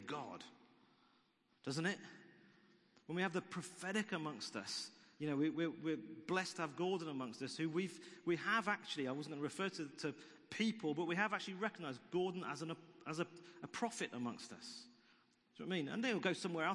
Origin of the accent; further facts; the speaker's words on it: United Kingdom; it's blighty and we're British